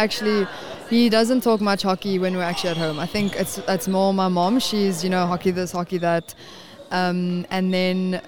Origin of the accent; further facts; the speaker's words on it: Windhoek, Khomas, Namibia; moved away; We're from Windhoek in Namibia, so my parents stay there